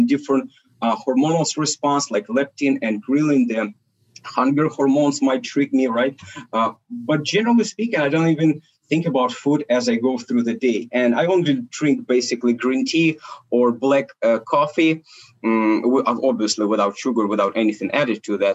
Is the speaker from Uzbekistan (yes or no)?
no; Ukraine; also born or lived in Soviet Union; I was born in Soviet Union and we're Russian family, which is my parents. We've been immigrated to Ukraine and that Soviet Union collapsed. So that's basically where we I've been growing up and currently located